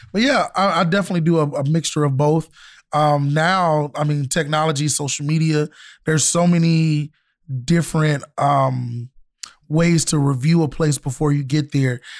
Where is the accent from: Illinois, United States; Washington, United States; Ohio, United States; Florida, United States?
Florida, United States; I'm from Florida, so yeah, a lot of Jamaican food.